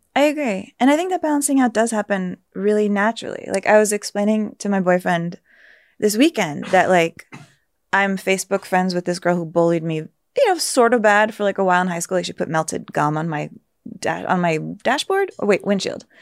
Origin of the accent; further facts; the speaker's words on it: San Antonio, Texas, United States; moved away; I felt kinda insulated growing up in San Antonio